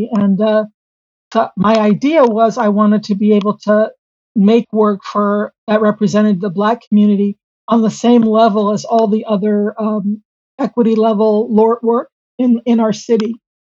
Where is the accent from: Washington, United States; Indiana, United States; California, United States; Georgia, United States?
Washington, United States; Seattle; in my own hometown. You know, at the time when the Hansberry Project started, according to the census, Seattle was the fifth whitest large city in the country.